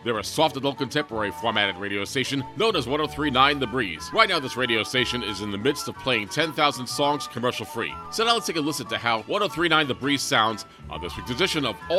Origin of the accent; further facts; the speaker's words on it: Albany, New York, United States; This week, we're traveling to my hometown of Albany, New York